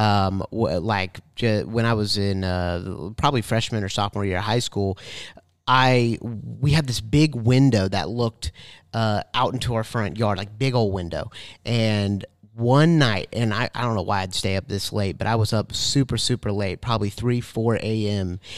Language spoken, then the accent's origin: English; Tallahassee, Florida, United States; I was born in Tallahassee